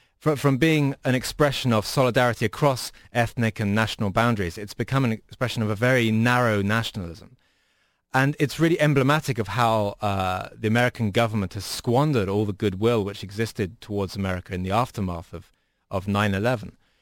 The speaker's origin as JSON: {"language": "English", "country": "United Kingdom", "moved": "yes", "lives_now": "United States", "said": "as a British person"}